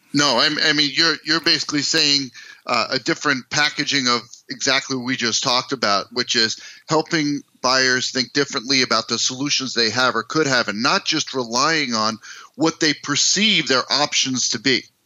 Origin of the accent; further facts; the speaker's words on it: United States; moved away as an adult; also born or lived in New York City, United States / New Jersey, United States; now in Minneapolis, United States; I grew up in East Coast, New York City, New Jersey.